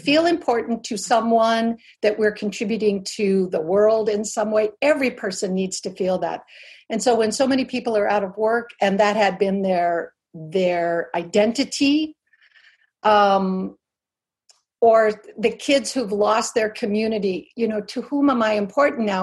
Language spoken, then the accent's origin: English; Albuquerque, New Mexico, United States; I grew up in New Mexico in an adobe house with pet burros and on the on the mesa outside of Albuquerque